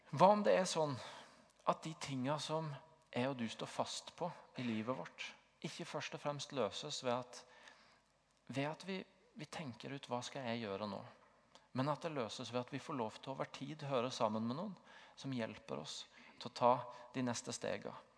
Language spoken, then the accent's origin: Norwegian; Tvedestrand, Agder, Norway; moved away as an adult; now in Stavanger, Norway; så hadde jeg en veldig sterk identitet i å være bygutt fra Tvedestrand